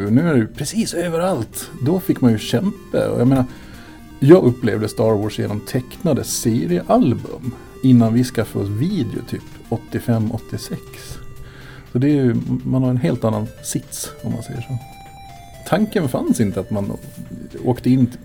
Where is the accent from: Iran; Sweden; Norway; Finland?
Sweden; Gotland; moved away as an adult; född tidigt 70-tal. Så jag är uppvuxen där fram till jag flyttade kring 2000.